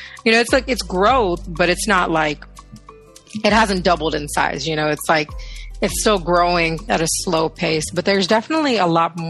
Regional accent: Oklahoma City, Oklahoma, United States; also born or lived in Mumbai, India / Houston, Texas / Kerala, India; I immigrated to the U.S. when I was 5 years old to Houston. And I was in Houston for a few years. And then I moved to Oklahoma City when I was eight. So I was more or less raised in Oklahoma City.

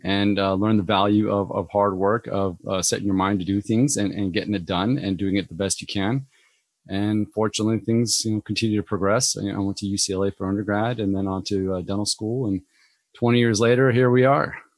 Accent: Orange County, Southern California, United States; I grew up in Orange County in Southern California

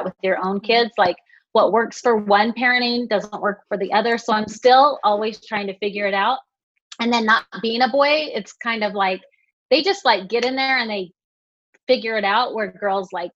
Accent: West Jordan, Utah, United States; now in South Jordan, United States; I live in South Jordan right now, and I grew up in West Jordan, so just the next town over.

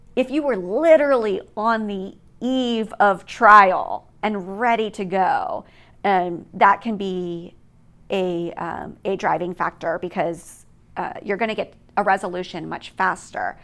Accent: East Coast, United States; moved away as an adult; also born or lived in Hawaii; I grew up on the East Coast

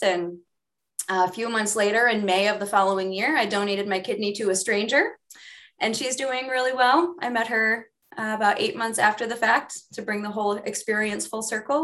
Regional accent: Midwest, United States; I grew up in the Midwest

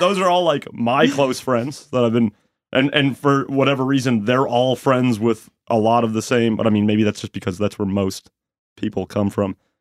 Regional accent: Sydney, Nova Scotia, Canada; now in Halifax, Canada; I'm from Sydney, Nova Scotia.

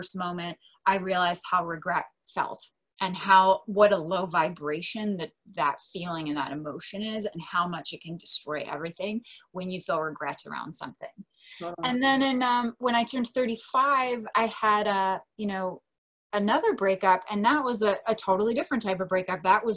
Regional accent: Delaware, United States; moved away as an adult; now in San Diego, United States; my hometown, which is Delaware. I live in San Diego. I've been there for 13 years now.

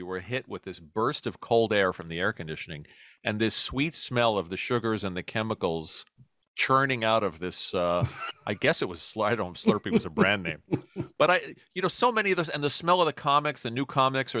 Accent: New York City, New York, United States; also born or lived in Brooklyn, New York; I was born in Brooklyn, but raised in Queens.

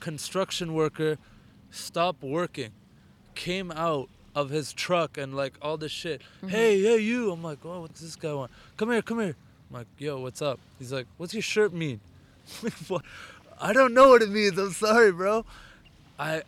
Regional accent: Ottawa, Ontario, Canada; also born or lived in India; I'm from Ottawa

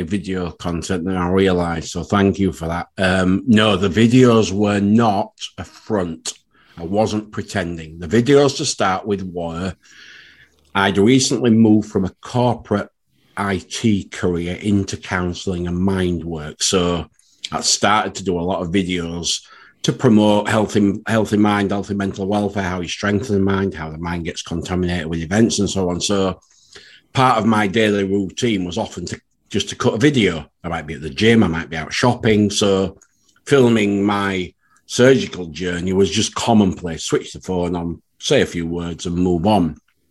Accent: Yorkshire and the Humber, United Kingdom; being maybe a Yorkshire lad

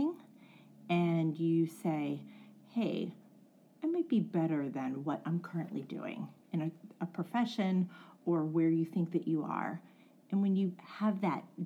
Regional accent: West Newton, Pennsylvania, United States; I was born and raised in West Newton

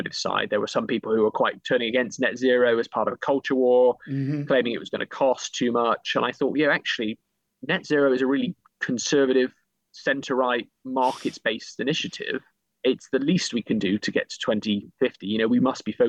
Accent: Bristol, South West England, United Kingdom; I grew up in Bristol, big aerospace sort of capital.

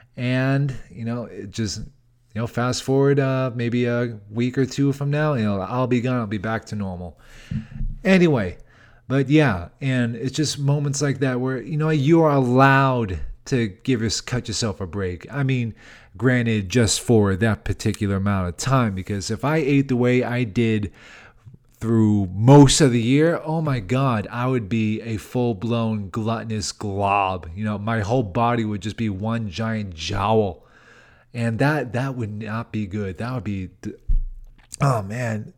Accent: Boston, Massachusetts, United States; moved away; working out in my hometown

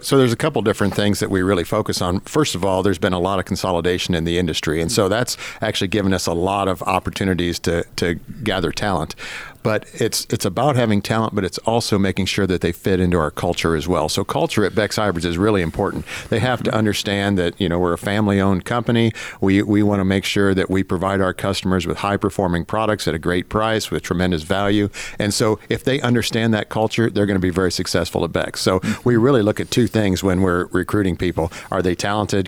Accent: Northwest Ohio, United States; moved away; up in Northwest Ohio, so on a very small grain farm.

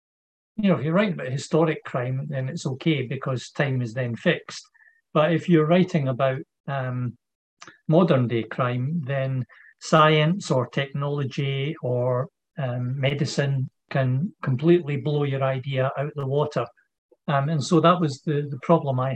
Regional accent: Edinburgh, Scotland, United Kingdom; also born or lived in Leith; now in Aberdeen, United Kingdom; I was born in Edinburgh in hospital, obviously, but then for the first 7-8 years of my life, I lived in Leith, and then we moved to a different part of Edinburgh

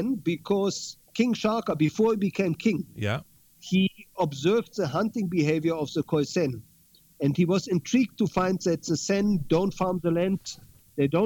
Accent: Berlin, Germany; my hometown of Berlin.

